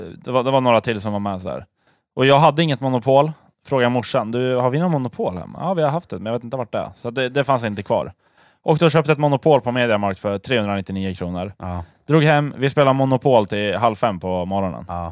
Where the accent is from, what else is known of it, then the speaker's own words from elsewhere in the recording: Sweden; vi svenskar